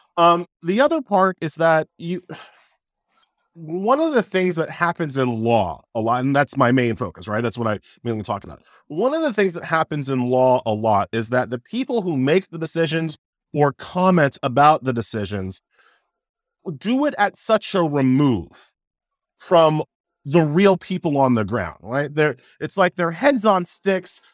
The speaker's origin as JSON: {"language": "English", "town": "New York City", "region": "New York", "country": "United States", "tie": "born or raised there", "also_born_or_lived": "Long Island", "said": "I was born in Flushing, right? So, so, so you could hear Shea from, uh, my apartment window um, uh, when I was growing up"}